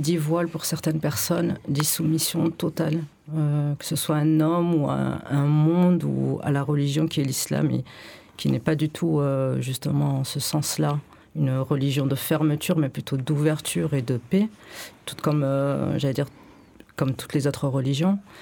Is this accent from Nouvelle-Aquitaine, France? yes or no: yes; Bordeaux, Nouvelle-Aquitaine, France; now in Marseille, France